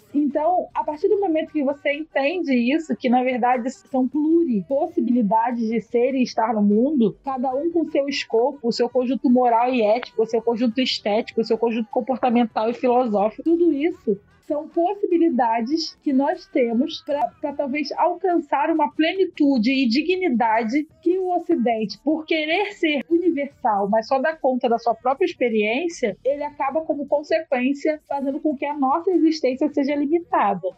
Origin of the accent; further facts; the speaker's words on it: Brazil; a nossa experiência enquanto pessoas negras aqui no Brasil